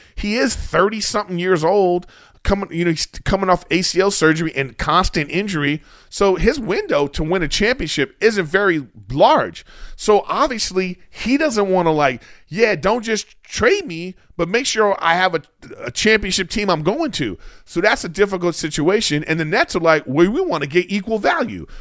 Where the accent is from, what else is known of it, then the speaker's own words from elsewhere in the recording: United States; we as American people